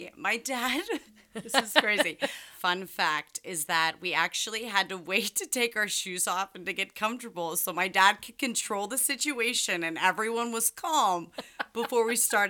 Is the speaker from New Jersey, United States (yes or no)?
no; Hartford, Ohio, United States; I'm from Hartford, Ohio.